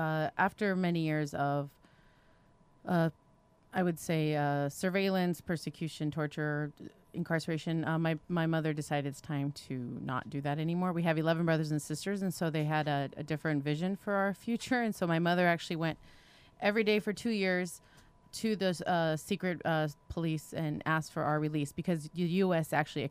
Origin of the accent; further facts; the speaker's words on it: Romania; born there; I was born in Romania during communist Ceaușescu era.